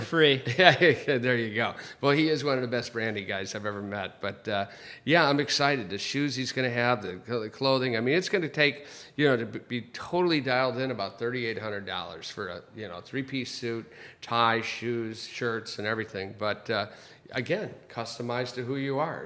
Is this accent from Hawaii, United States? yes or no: no; Chicago, Illinois, United States; now in Los Angeles, United States; grew up in Chicago